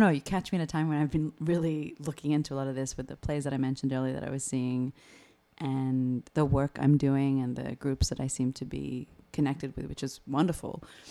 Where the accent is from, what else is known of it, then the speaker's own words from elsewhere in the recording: Australia; I'm Italian Australian.